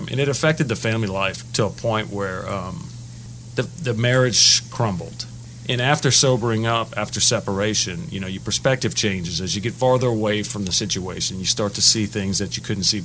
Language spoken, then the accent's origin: English; Lake Charles, Louisiana, United States; also born or lived in Lafayette, Louisiana; was born and raised in Lafayette till about first grade. Then we moved to Lake Charles